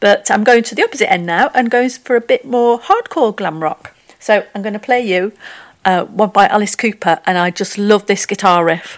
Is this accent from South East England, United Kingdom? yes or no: no; Wigan, North West England, United Kingdom; growing up in Wigan